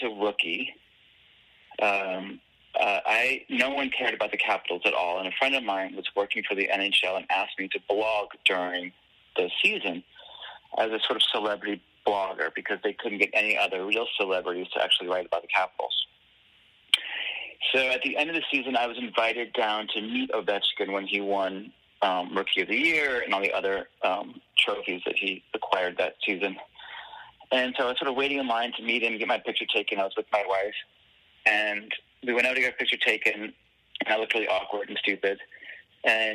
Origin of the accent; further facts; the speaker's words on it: Washington, District of Columbia, United States; I grew up in Washington, D.C., and when I moved there when I was five